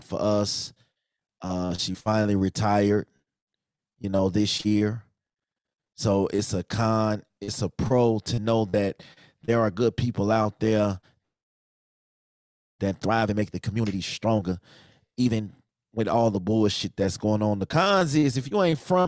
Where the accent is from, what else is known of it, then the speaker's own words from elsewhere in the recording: Chicago, Illinois, United States; moved away; I'm from Chicago, Inglewood, born and raised